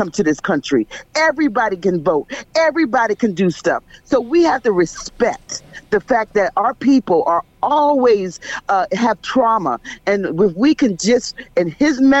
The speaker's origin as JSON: {"language": "English", "town": "Philadelphia", "region": "Pennsylvania", "country": "United States", "said": "I'm from Philadelphia"}